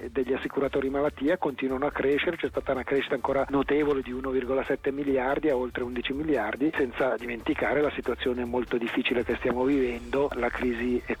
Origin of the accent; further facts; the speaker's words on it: Ticino, Switzerland; noi nel 2020 come ticinesi paghiamo già più 2,5% di premi